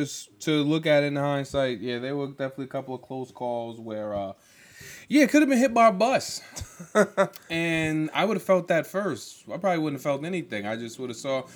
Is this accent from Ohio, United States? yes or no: no; New York, United States; being a New Yorker